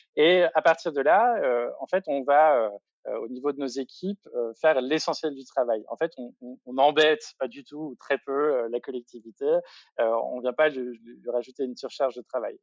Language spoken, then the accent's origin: French; Bourgogne-Franche-Comté, France; je viens de Franche-Comté